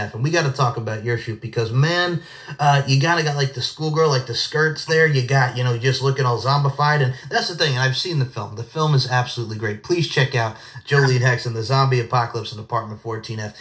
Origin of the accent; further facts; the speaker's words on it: Long Island, New York, United States; moved away; it was great to be back on Long Island, get to visit my best friend, Steve Nicoforo, my family